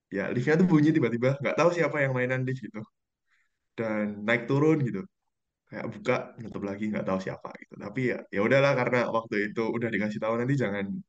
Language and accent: Indonesian; Yogyakarta, Special Region of Yogyakarta, Indonesia; aku dari Yogyakarta